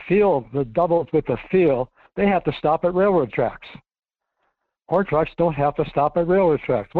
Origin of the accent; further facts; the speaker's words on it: Fairbanks, Alaska, United States; I'm from Fairbanks. We've been here for 50 years.